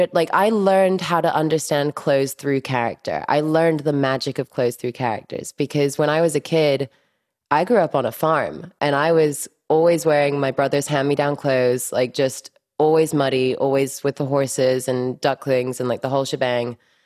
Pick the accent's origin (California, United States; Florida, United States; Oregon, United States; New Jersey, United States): Florida, United States; Miami; born there; English is a second language; So I was born in Miami.